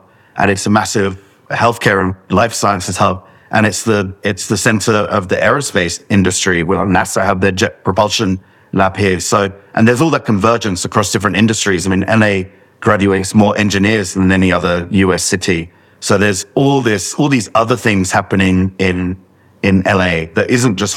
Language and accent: English; London, United Kingdom; moved away as an adult; now in Los Angeles, United States; I was born and brought up in London